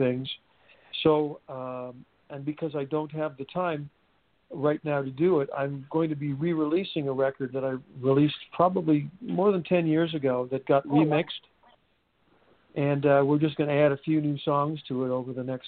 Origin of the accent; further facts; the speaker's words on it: Montreal, Quebec, Canada; originally from Montreal.